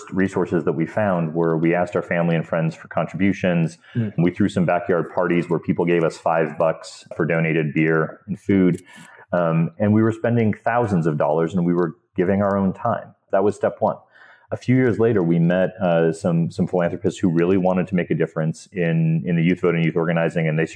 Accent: Montana, United States; I grew up in Montana, Montana is an unusual place

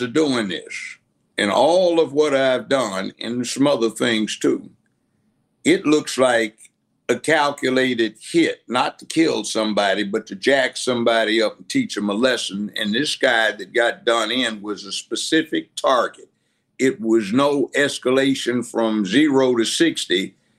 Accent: Los Angeles, California, United States; moved away as an adult; now in Memphis, United States; LA, I grew up in Los Angeles, kindergarten through law school

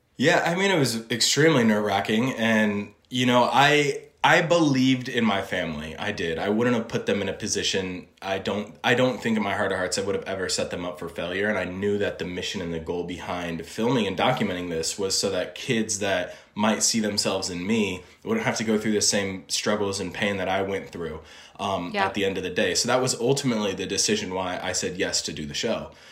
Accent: Illinois, United States; also born or lived in Indiana; now in Los Angeles, United States; I was born in Indiana, grew up in Illinois.

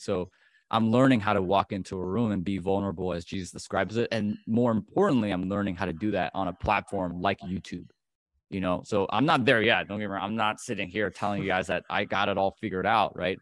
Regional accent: Chicago, Illinois, United States; I'm, I'm from Chicago, the Chicagoland area

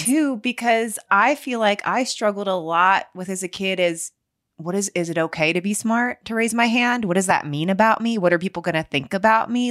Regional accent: Cincinnati, Ohio, United States; moved away; I grew up in Cincinnati, Ohio

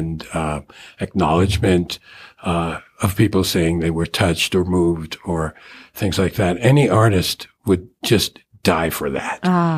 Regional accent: New York City, New York, United States; growing up in Brooklyn.

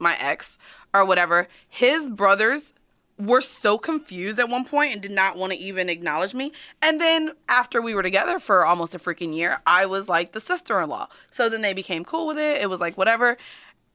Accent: Florida, United States; I'm from Florida

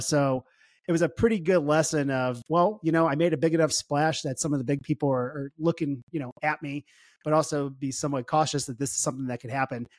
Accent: St. Louis, Missouri, United States; I was, I was born and raised in Saint Louis, Missouri

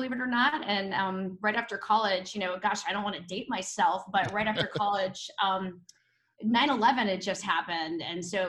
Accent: North Carolina, United States; moved away as an adult; also born or lived in Atlanta; now in Florida, United States; I'm actually originally from North Carolina

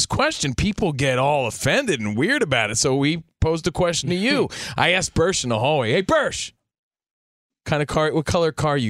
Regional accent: Union, New Jersey, United States; now in Los Angeles, United States; just a kid from Union, New Jersey, out here in L.A.

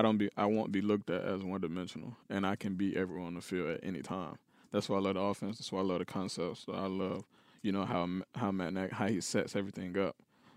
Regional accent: Atlanta, Georgia, United States; No, it's Atlanta. I'm from Atlanta, Georgia.

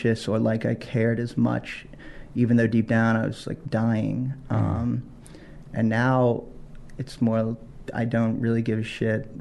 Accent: Virginia, United States; moved away as an adult; also born or lived in New York; I grew up in Virginia

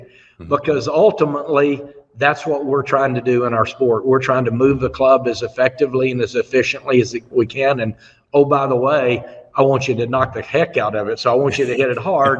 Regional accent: Texas, United States; I grew up in Texas. I grew up in a football family

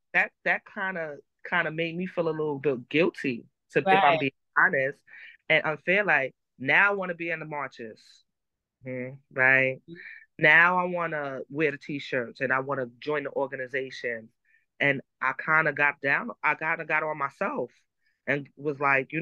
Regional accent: New York City, New York, United States; We're from Harlem

